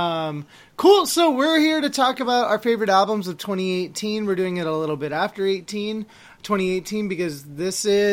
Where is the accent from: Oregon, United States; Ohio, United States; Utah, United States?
Oregon, United States; my home state of Oregon